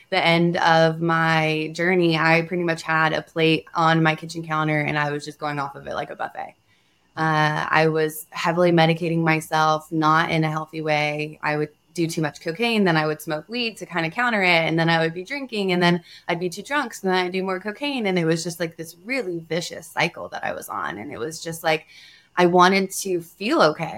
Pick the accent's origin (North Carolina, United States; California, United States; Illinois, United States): North Carolina, United States; I come from the East Coast. I was raised in North Carolina